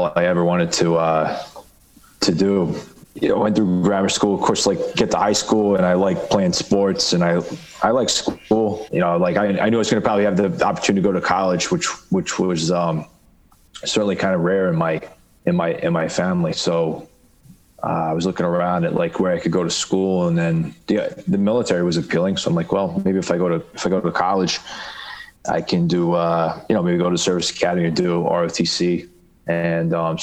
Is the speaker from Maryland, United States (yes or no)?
yes; Baltimore, Maryland, United States; moved away as an adult; also born or lived in Bronx, New York; now in New York City, United States; I grew up in Baltimore, or, you know, in kind of like the suburbs